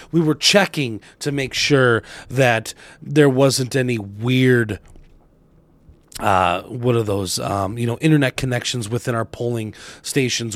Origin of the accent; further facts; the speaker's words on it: Arizona, United States; now in Wisconsin, United States; my home state originally of Arizona